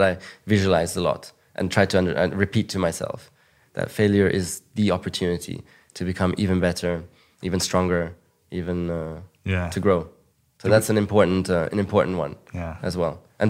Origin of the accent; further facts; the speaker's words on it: Monaco; English is a second language; I grew up in Monaco, which is one of the richest places in the world. And it's like a kind of rich cocoon, you know?